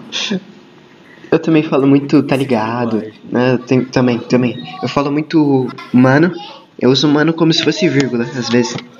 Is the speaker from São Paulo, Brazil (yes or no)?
yes; São Paulo, Brazil; eu sou paulista